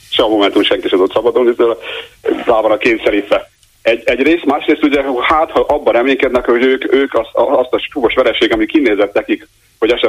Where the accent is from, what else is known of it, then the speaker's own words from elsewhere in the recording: Budapest, Hungary; Hihetetlen egyébként, de Budapesten nem hihetetlen, mert ismerjük a budapestieket. Én is budapesti vagyok.